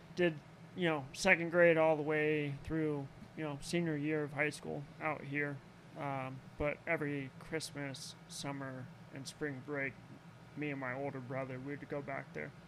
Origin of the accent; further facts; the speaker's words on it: Arizona, United States; also born or lived in Greenwood, Indiana; I'm originally from Arizona.